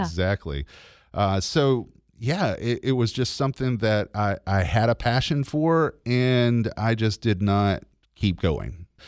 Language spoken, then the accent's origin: English; LaGrange, Georgia, United States; I was born in LaGrange and have lived there my entire life, and I still live there